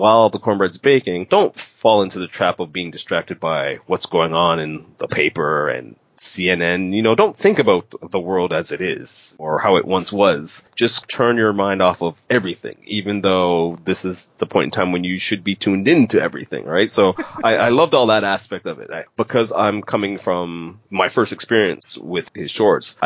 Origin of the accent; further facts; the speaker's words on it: Canada; As a Canadian